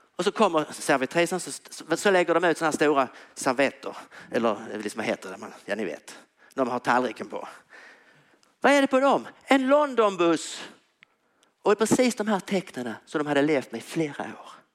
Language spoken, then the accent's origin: Swedish; Tyringe, Skåne, Sweden; jag spelat hockey när jag var liten i Tyringe